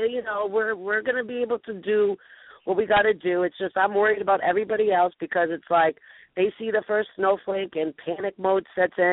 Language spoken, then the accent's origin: English; Philadelphia, Pennsylvania, United States; I'm from Philly.